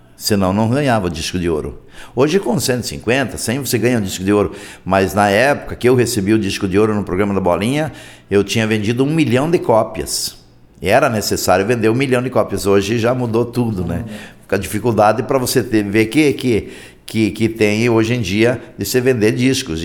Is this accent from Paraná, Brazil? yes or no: yes; Marechal Cândido Rondon, Paraná, Brazil; also born or lived in Concórdia, Santa Catarina / Piratuba, Santa Catarina / Toledo, Paraná; E viemos em 1960 para Marechal Cândido Rondon, eu estava com 7, 8 anos de idade.